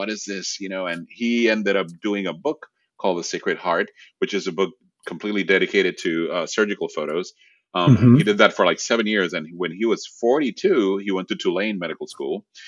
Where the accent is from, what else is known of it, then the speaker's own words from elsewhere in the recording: Puerto Rico; first language Spanish; English is a second language; moved away; also born or lived in Rome, Italy; I was born in Rome and again, growing up Puerto Rico, and then it was in the fourth grade, I went back to Italy